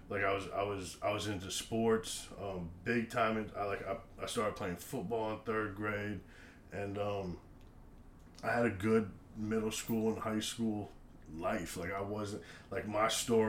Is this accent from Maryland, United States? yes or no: yes; Rockville, Maryland, United States; moved away as an adult; now in Virginia, United States; I was born and raised and lived basically in the same house for almost 25 years in Rockville, Maryland